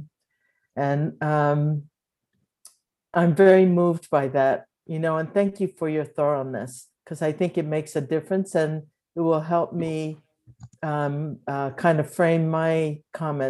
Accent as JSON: {"language": "English", "country": "Japan", "tie": "born or raised there", "also_born_or_lived": "Berkeley, California", "moved": "yes", "lives_now": "Claremont, United States", "said": "I was born in Japan to a Japanese mother and African-American father, right after World War II, so 1949"}